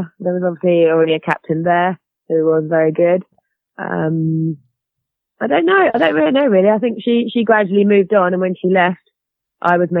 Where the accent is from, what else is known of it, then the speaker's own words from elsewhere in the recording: Winchester, South East England, United Kingdom; I'm actually from Winchester, which is about 20 minutes north of Southampton. I've lived in Winchester pretty much all my life